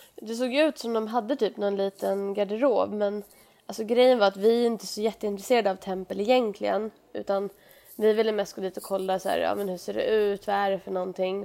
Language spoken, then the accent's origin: Swedish; Sweden; oss som är svenskar